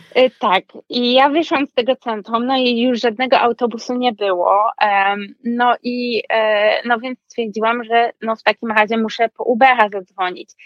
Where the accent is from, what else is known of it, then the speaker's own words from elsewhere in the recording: Wrocław, Lower Silesian Voivodeship, Poland; moved away as an adult; also born or lived in Nice; now in Paris, France; jestem z Wrocławia, więc studiowałam też w swoim jakby rodzinnym mieście